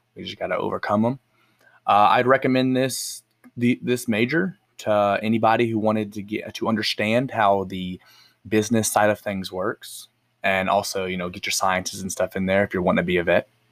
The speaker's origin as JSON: {"language": "English", "town": "El Reno", "region": "Oklahoma", "country": "United States", "tie": "born or raised there", "said": "I grew up in El Reno, born and raised"}